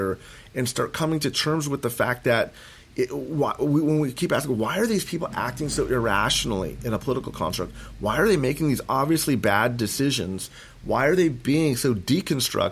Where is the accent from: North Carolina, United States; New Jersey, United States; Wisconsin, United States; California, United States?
California, United States; Moorpark; I grew up in Moorpark. I grew up in Ventura County